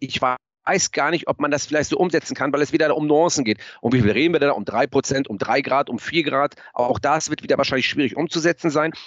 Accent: Germany; ich komme aus Mlandsberg

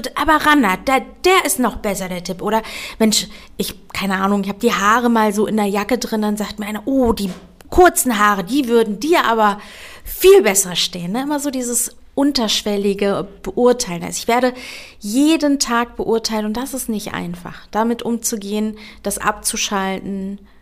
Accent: Berlin, Germany; accent: Berlinerisch; Ich bin hier aber geboren und aufgewachsen. Ich sage auch immer, ich bin eine richtige Berliner Tulpe

